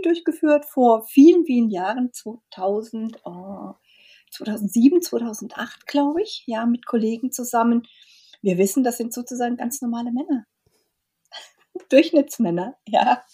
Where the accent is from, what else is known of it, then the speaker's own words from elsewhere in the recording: Germany; bei uns in Deutschland